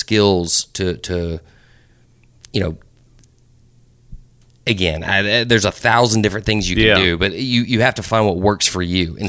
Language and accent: English; Brentwood, Tennessee, United States; I grew up here in Brentwood.